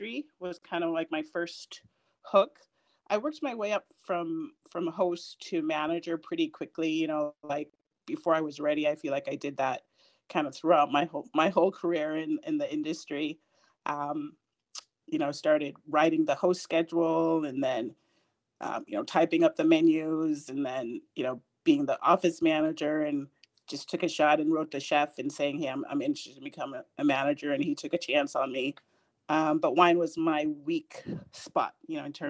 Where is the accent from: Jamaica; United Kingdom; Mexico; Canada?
Jamaica; also born or lived in Puerto Rico / Boston; now in Washington, D.C., United States; I'm originally from Jamaica. I grew up in Jamaica and Puerto Rico